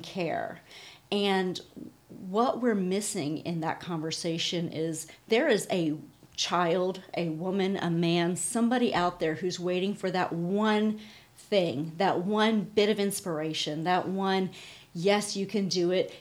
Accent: Pennsylvania, United States; we grew up in Pennsylvania

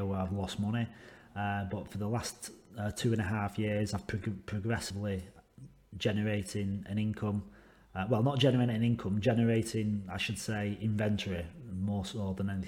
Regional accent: England, United Kingdom; now in Western Australia, Australia; I live in Western Australia. I'm English

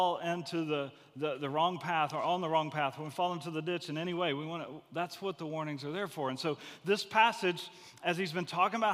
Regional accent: Gulf Coast, United States; I grew up on the Gulf Coast.

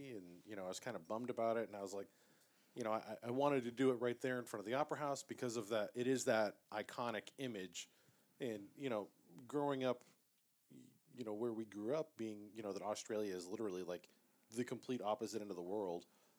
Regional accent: New England, United States; where we grew up in New England.

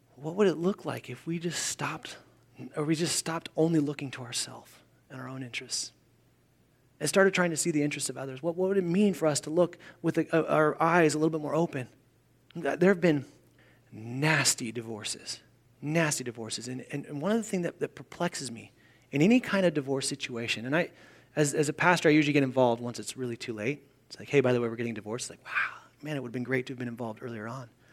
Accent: United States; as American Christians

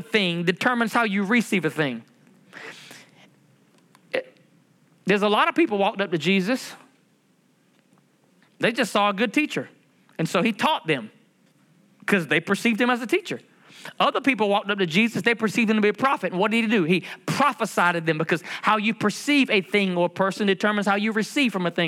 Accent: United States; I'm a Native American Indian

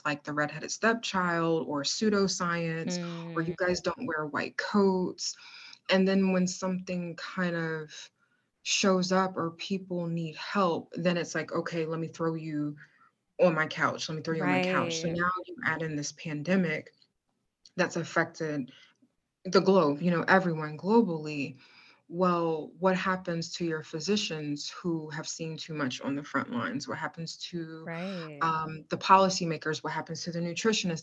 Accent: Virginia, United States; also born or lived in Maryland; the Commonwealth of Virginia, my home state, hey, 757

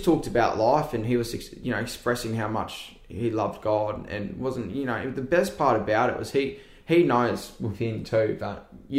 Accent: Queensland, Australia; I am from Queensland

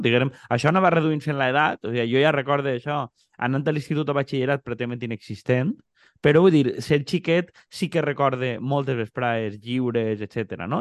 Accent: Xàbia, Valencian Community, Spain

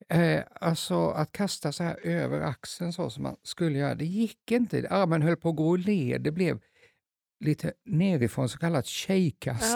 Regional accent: Småland, Sweden; moved away; jag är egentligen jag är smålänning

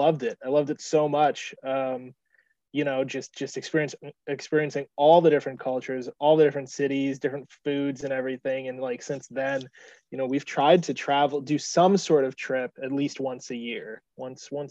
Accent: United States; I was born here

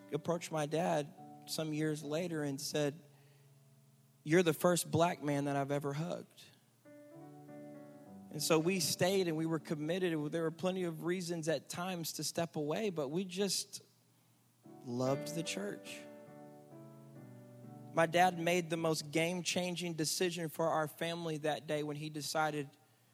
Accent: Michigan, United States; now in Houston, United States; I grew up in Michigan

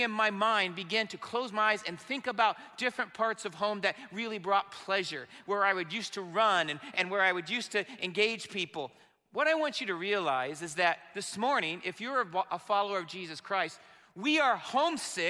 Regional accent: Marion, Indiana, United States; I was disconnected from my home church and my hometown of Marion, Indiana.

